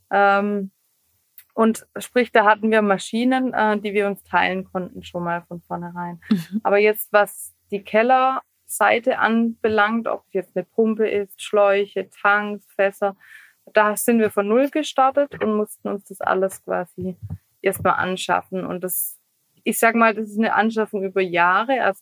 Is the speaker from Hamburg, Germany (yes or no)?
no; Hessigheim, Baden-Württemberg, Germany; dann haben wir gesagt, wir machen ein eigenes Weingut und das liegt äh, in Hessigheim, also das ist mein